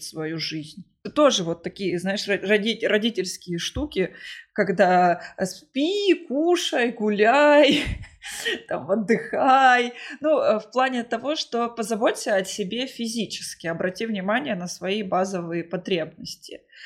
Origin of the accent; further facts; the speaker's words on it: Krasnodar, Krasnodar Krai, Russia; я сама из Краснодара